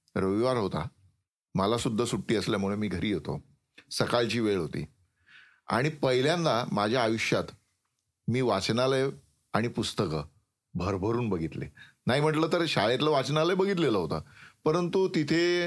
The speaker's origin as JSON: {"language": "Marathi", "town": "Wada", "region": "Maharashtra", "country": "India", "tie": "born or raised there", "also_born_or_lived": "Jawhar / Mokhada", "said": "माझं गाव वाडा जे ठाण्यापासून बासष्ट किलोमीटर अंतरावर आहे"}